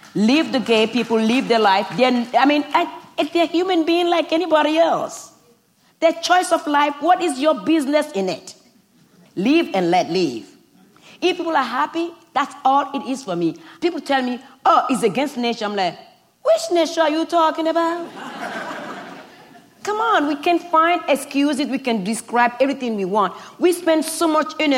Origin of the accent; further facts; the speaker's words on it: Benin; English is a second language; moved away; growing up in Benin